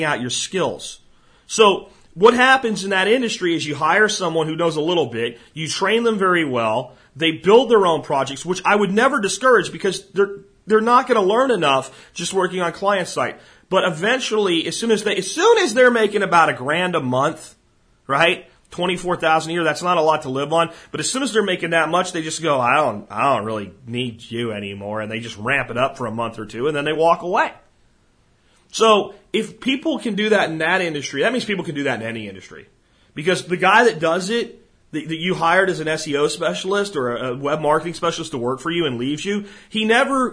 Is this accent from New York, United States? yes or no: no; Pottsville, Pennsylvania, United States; I'm from Pottsville, where Yingling's from